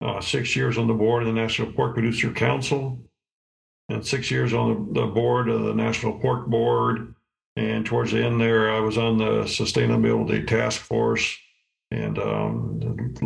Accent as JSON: {"language": "English", "town": "Osco", "region": "Illinois", "country": "United States", "said": "I'm from Osco, Illinois, Northwestern Illinois. I have a grain farm and a couple of hog buildings on there."}